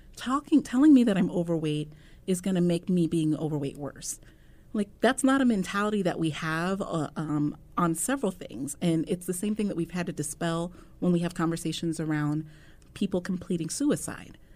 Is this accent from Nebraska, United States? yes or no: yes; Omaha, Nebraska, United States; born and raised in Omaha